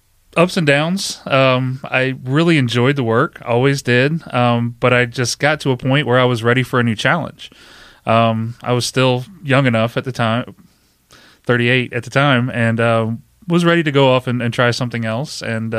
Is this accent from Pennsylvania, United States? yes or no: yes; Pennsylvania, United States; Born and raised in York County, so a lot of people that found out I was doing something different, you know, came and supported that as well.